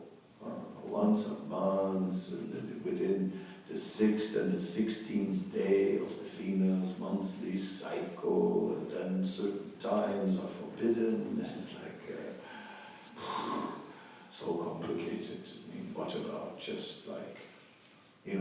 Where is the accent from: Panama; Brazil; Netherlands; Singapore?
Netherlands; I am from the Netherlands